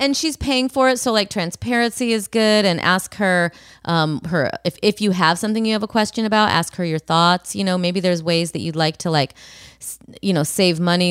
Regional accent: Brea, California, United States; My hometown, my spiritual hometown, Brea

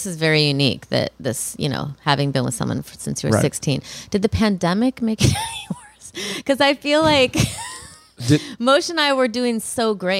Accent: Rockford, Illinois, United States; moved away; I'm from Rockford

